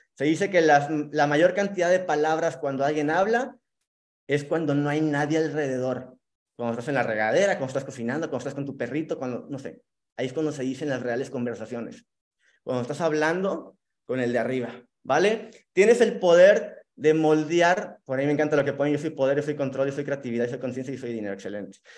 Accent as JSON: {"language": "Spanish", "town": "Monterrey", "region": "Nuevo León", "country": "Mexico", "tie": "born or raised there", "moved": "yes", "lives_now": "Cancún, Mexico", "said": "vivo en Cancún, soy originario de Monterrey"}